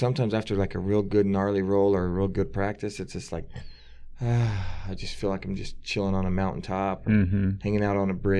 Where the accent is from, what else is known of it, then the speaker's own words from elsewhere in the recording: Buckeye, Arizona, United States; I grew up in Buckeye, Arizona.